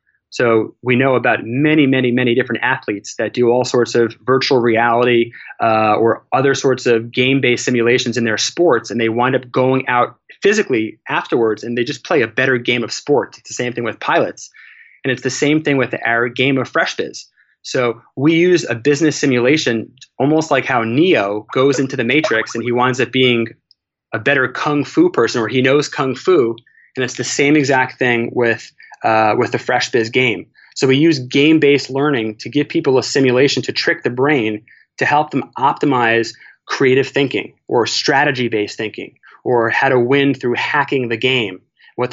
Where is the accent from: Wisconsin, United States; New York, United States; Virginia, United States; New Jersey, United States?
New York, United States; I did everything from elementary school to high school and college, growing up in New York, to a really good family.